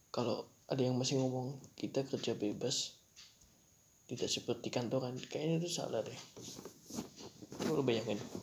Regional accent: Java, Indonesia; aku orang Jawa juga

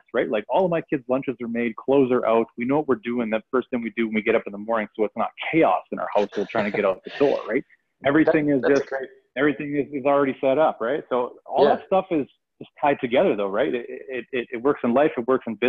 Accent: Canada; I am Canadian, so I have a .ca address

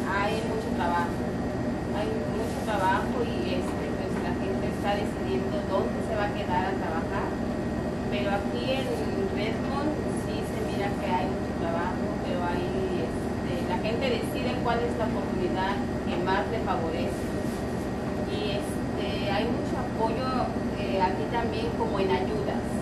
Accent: Nayarit, Mexico; moved away as an adult; now in United States; soy de Nayarit, los dos somos de México, nos venimos, empezamos desde abajo

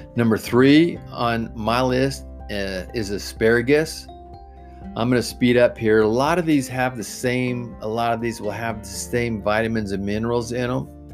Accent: Oregon, United States; I'm, I'm from Oregon

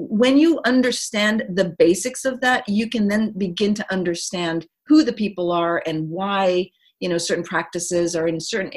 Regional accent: Saudi Arabia; I was born in Saudi Arabia in the early 70s

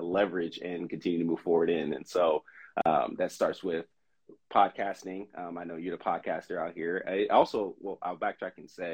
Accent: Southern California, United States; moved away as an adult; now in Oregon, United States; I'm from Southern California, moved here to go to Willamette to play sports

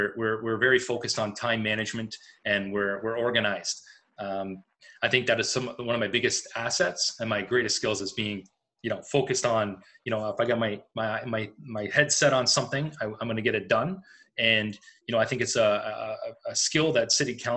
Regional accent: Windsor, Ontario, Canada; I was born and raised in Windsor, having been an East Ender for most of my life

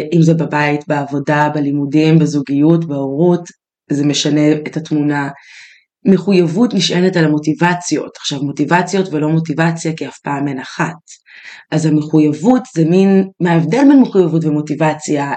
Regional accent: Israel; אנחנו יהודים, כן. ישראלים, גדלנו בטראומות

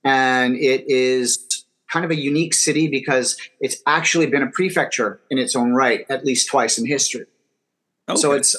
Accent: Canada; moved away as an adult; also born or lived in Scotland; now in Shenzhen, China; I was born in Scotland. I grew up mostly in Canada.

